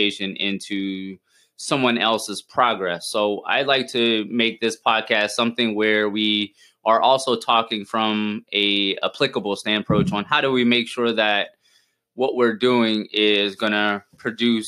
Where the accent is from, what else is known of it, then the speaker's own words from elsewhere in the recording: South Louisiana, United States; now in Tampa, United States; I grew up in Louisiana, in South Louisiana, like right outside, about 45 minutes